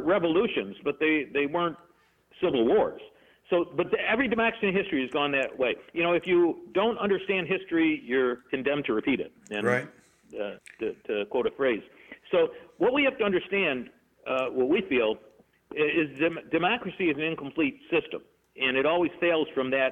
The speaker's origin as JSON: {"language": "English", "town": "Rochester", "region": "New York", "country": "United States", "said": "I'm from Rochester, New York"}